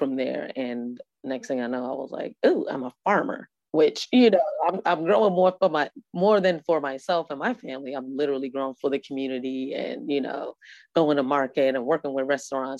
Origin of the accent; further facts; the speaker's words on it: New York City, New York, United States; also born or lived in Trinidad; now in Atlanta, United States; I was born and raised in New York. I moved to Atlanta like in 1992.